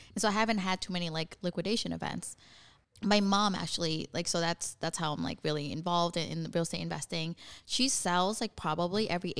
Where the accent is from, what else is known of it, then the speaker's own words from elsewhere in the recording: Vietnam; Like we're from Vietnam and like, she's had to like reinvent herself so many different ways.